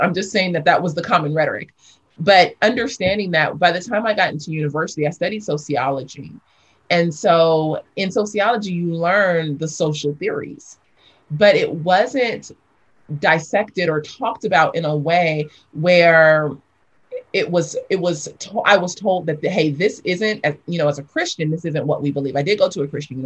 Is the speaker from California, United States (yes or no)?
yes; Los Angeles, California, United States; also born or lived in South Africa; I grew up in South Los Angeles.